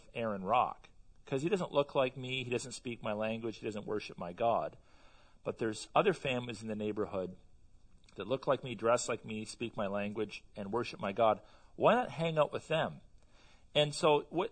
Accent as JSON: {"language": "English", "country": "Canada", "said": "I'm a Canadian"}